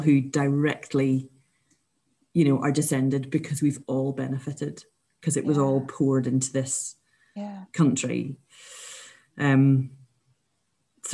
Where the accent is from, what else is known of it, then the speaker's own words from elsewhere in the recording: Scotland, United Kingdom; as Scottish people